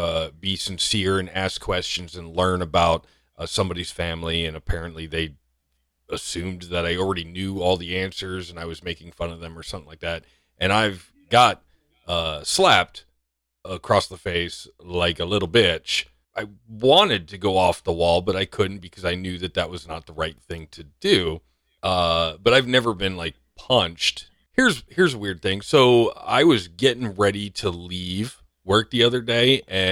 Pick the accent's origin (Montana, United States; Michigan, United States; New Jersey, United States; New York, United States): New York, United States; born there; No, I was born in New York.